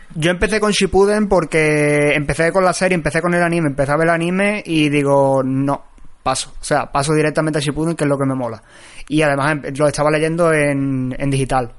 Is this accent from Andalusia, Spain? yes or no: yes; a town in the province of Seville, Andalusia, Spain; yo soy de Sevilla, pero soy de un pueblo, no soy de la misma Sevilla, entonces por aquí eh, en mi pueblo no había librerías especializadas